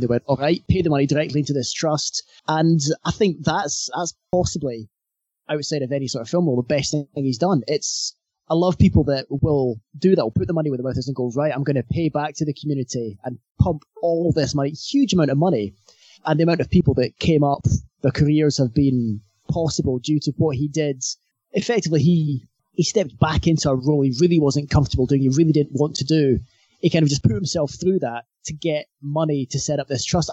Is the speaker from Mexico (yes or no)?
no; Scotland, United Kingdom; we're from Scotland